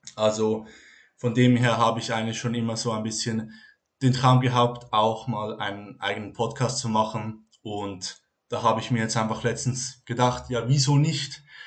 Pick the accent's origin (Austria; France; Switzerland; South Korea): Switzerland; Ich komme aus der Schweiz